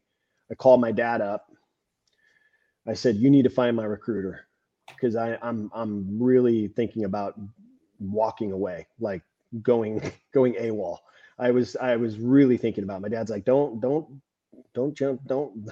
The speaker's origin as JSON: {"language": "English", "region": "California", "country": "United States", "said": "I'm from California"}